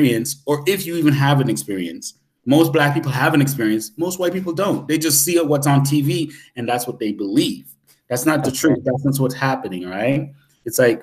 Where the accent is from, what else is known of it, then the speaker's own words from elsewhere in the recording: Canada; I'm Canadian